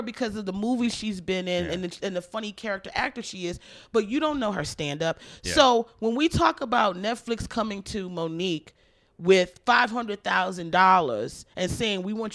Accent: Baltimore, Maryland, United States; I was born in Baltimore, so I'm like a hometown girl

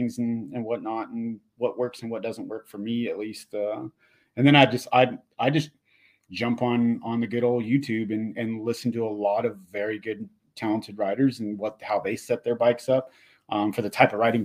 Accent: Inland Empire, California, United States; growing up in the Inland Empire, during that time frame of riding dirt jumps as a BMX rider

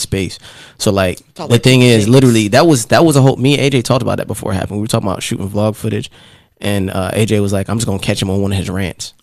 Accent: Raleigh, North Carolina, United States; also born or lived in Jamaica; I'm originally Jamaica, but I would say Raleigh, yes. So I moved. I moved what, here in '99. I moved here in '99 from uh, Jamaica when I was a child. I was mm-hmm. eight years old

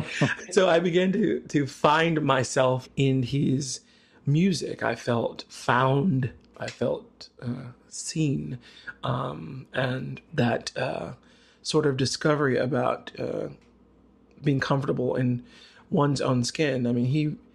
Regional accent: the South, United States; Growing up in the South, being a little gay boy

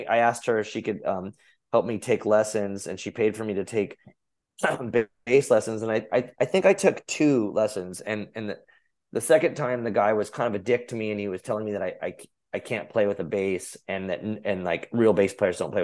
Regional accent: Arizona, United States; I grew up in Arizona

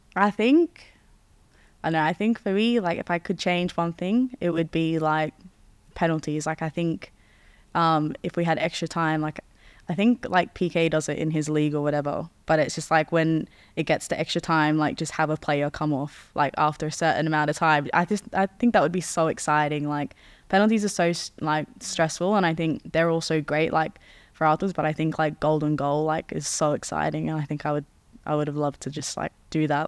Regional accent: Australia; also born or lived in Netherlands; now in England, United Kingdom; since we're in England, and it's a cold Christmas, and I'm from Australia.

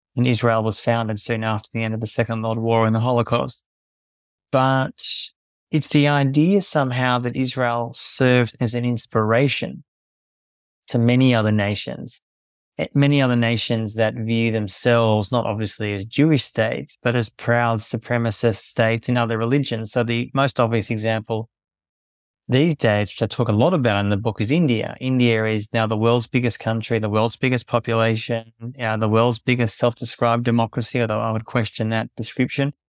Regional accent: Melbourne, Victoria, Australia; moved away as an adult; also born or lived in South Sudan / Palestine; I was born in Melbourne, Australia

